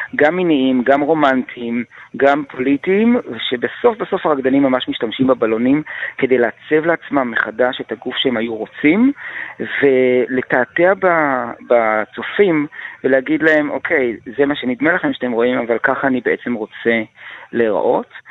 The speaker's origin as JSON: {"language": "Hebrew", "country": "Israel", "said": "אני קודם כל ישראלי."}